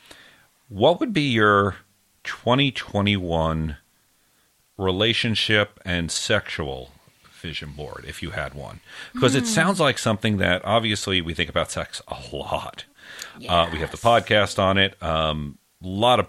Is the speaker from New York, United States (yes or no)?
yes; New York City, New York, United States; moved away; I grew up in New York City